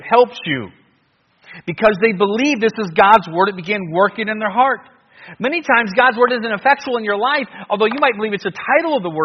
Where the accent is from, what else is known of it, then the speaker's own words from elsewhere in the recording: United States; I'm from America